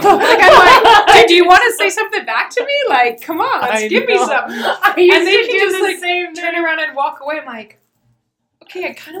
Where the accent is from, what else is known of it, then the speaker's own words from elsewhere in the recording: Spokane, Washington, United States; I grew up in Spokane, Washington. Born and raised.